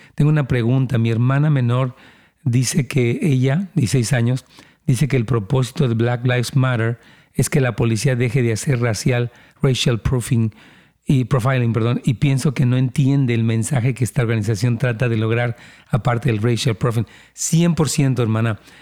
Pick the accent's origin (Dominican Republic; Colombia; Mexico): Mexico; now in United States; yo vengo de México